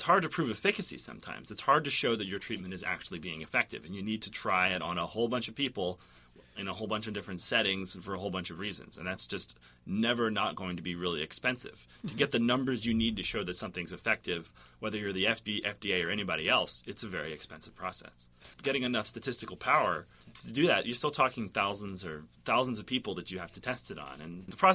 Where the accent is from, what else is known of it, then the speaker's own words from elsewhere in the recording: Boston, Massachusetts, United States; moved away as an adult; also born or lived in Portland / California; now in Berkeley, United States; I'm from Boston